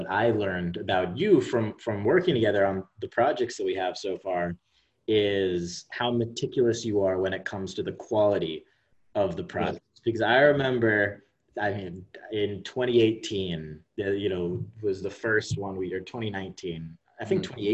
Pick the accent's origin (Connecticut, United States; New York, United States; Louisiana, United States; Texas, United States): Connecticut, United States; I'm from Connecticut, right?